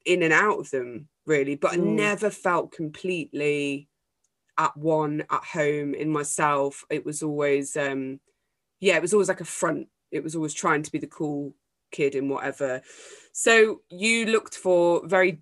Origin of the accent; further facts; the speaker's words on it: Derbyshire, East Midlands, United Kingdom; also born or lived in Manchester; I moved from Manchester to this tiny little place in the middle of Derbyshire